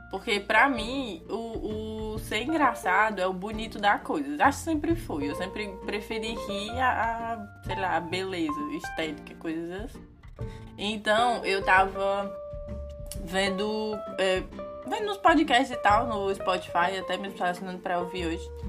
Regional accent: Ceará, Brazil; moved away as an adult

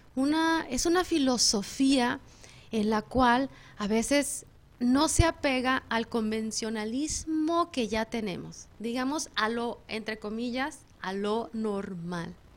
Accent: Mexico; moved away; yo que soy mexicana en México

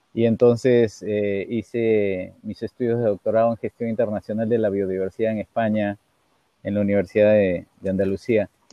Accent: Peru; mi padre, desde muy niño, que yo recuerdo, siempre eh, nos hizo conocer nuestro país. Viajamos mucho por el Perú

